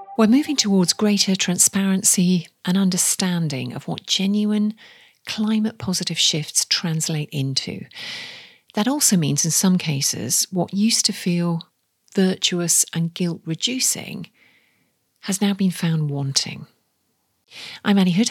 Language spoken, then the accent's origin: English; the Northeast, North East England, United Kingdom; I'm from the Northeast